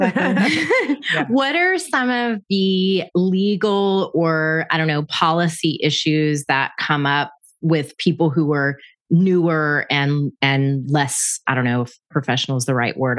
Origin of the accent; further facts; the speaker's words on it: Panama City, Florida, United States; my hometown of Panama City, Florida